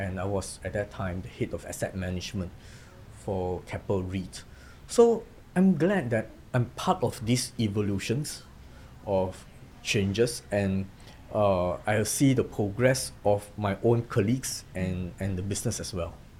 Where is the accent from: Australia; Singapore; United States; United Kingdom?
Singapore; moved away as an adult; now in Ho Chi Minh City, Vietnam; I'm from Singapore